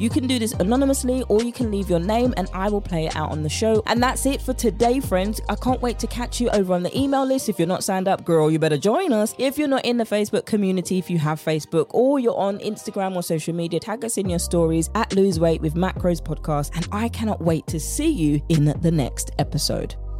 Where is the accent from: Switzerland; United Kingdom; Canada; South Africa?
United Kingdom; accent: British; my British accent